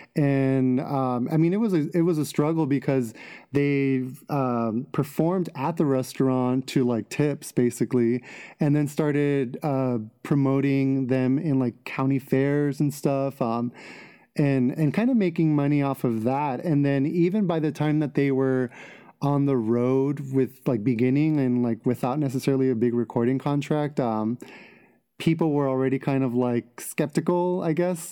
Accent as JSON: {"language": "English", "town": "Los Angeles", "region": "California", "country": "United States", "tie": "born or raised there", "said": "I'm from L A. Yeah, born and raised in Los Angeles"}